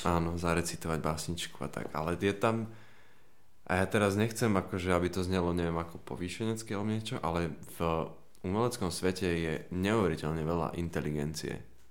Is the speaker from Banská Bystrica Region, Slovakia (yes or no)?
yes; Banská Bystrica, Banská Bystrica Region, Slovakia; moved away as an adult; now in Bratislava, Slovakia; ja som prišiel z Banskej Bystrice z policajnej rodiny